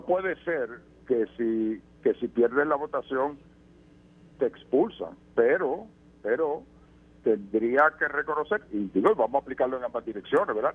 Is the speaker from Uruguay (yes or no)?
no; Puerto Rico; por la que tú y yo nacimos, eh, que nos hace ciudadanos americanos por nacer en Puerto Rico